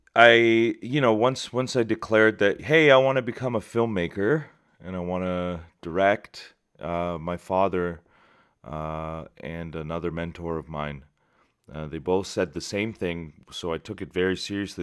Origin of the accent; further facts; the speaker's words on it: Shiraz, Fars, Iran; moved away; my hometown of Shiraz